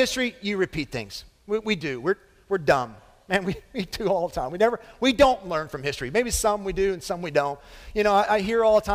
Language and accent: English; Lebanon Junction, Kentucky, United States; moved away; growing up in Lebanon Junction. Amen? That's where I grew up